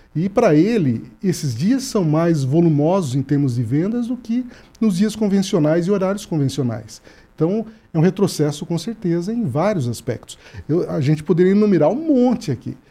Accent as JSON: {"language": "Portuguese", "region": "São Paulo", "country": "Brazil", "moved": "yes", "lives_now": "Paraná, Brazil", "said": "eu que sou do estado de São Paulo"}